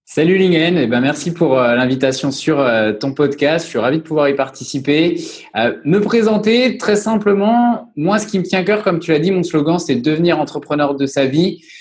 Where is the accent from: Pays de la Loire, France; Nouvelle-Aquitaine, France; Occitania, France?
Pays de la Loire, France; Angers; moved away as an adult; now in La Rochelle, France; Je suis originaire d'Angers. J'ai fait mes études sur Angers.